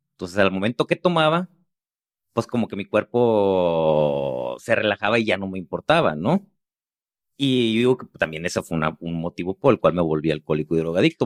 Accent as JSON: {"language": "Spanish", "town": "Los Mochis", "region": "Sinaloa", "country": "Mexico", "moved": "yes", "said": "me fui a la ciudad de los Mochis, a donde soy"}